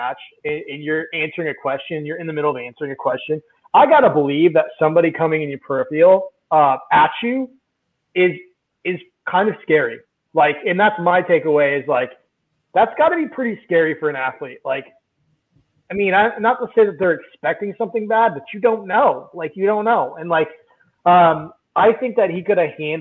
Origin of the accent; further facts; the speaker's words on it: United States; as an American